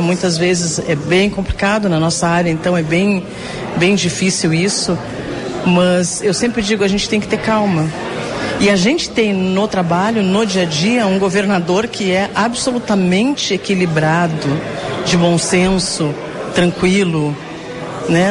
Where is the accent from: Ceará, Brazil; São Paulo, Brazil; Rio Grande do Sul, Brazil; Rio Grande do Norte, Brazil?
Rio Grande do Sul, Brazil; Pelotas; eu também vim do interior, né? Sou de Pelotas